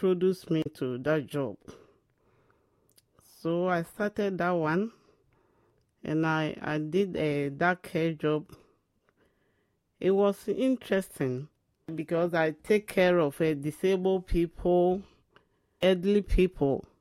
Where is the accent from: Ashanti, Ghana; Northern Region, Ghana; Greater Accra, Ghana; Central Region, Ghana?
Ashanti, Ghana; moved away as an adult; also born or lived in London; now in England; I am a Ghanaian. I'm from Ashanti region